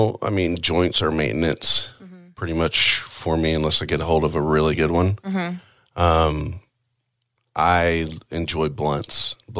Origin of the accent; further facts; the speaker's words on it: Chickasha, Oklahoma, United States; All over. A lot of different towns. But at that time, it was I was in school in Chickasha, Oklahoma.